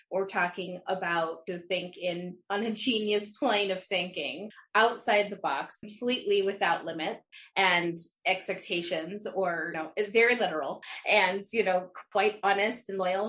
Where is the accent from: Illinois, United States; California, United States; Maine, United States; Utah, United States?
Utah, United States; I'm from Utah.